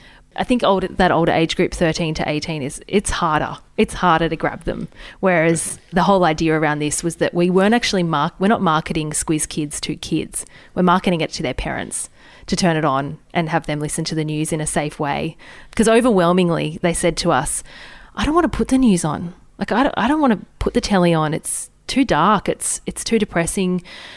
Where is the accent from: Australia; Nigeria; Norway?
Australia; We're both regional girls. We're both not from Sydney, not from a major city, and we have a really strong regional audience.